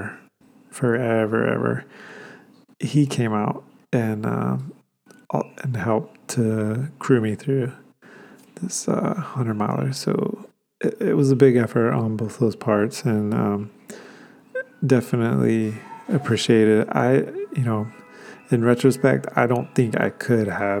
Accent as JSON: {"language": "English", "region": "Georgia", "country": "United States", "tie": "born or raised there", "also_born_or_lived": "Atlanta, Georgia", "moved": "yes", "said": "This particular 100-miler takes place in my hometown, so it was all together, kind of like, you know, going back to see my family, going back to see my friends from high school, getting to see the town that I spent my high school years"}